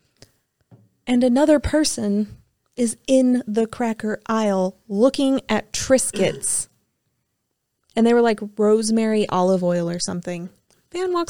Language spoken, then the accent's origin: English; Missouri, United States